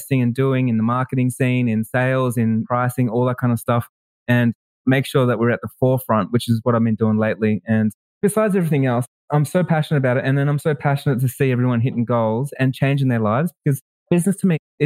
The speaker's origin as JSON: {"language": "English", "town": "Melbourne", "region": "Victoria", "country": "Australia", "said": "I'm from Melbourne, Australia"}